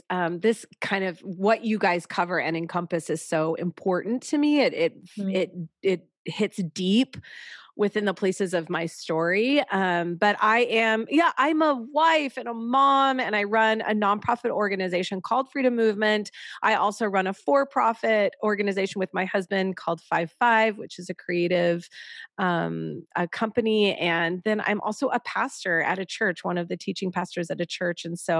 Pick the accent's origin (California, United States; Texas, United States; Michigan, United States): California, United States; now in Chicago, United States; We have lived all over, but we just moved here a little over a year ago. And that's, we're from Southern California. And so we're in Chicago.